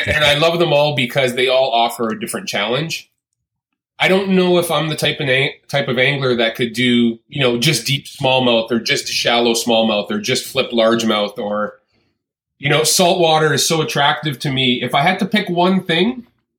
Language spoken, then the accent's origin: English; just north of Toronto, Ontario, Canada; born and raised in Canada, despite most people's thoughts that I am from the U.S., I still live here, and grew up in just north of Toronto, Ontario, Canada